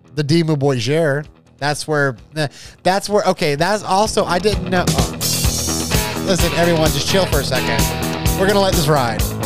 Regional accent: Jacksonville, Florida, United States; I'm from Jacksonville

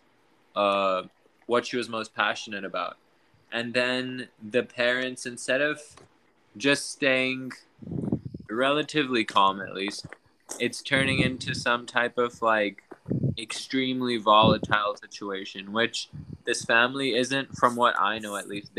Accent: Pakistan; moved away; I was obviously growing up in Pakistan.

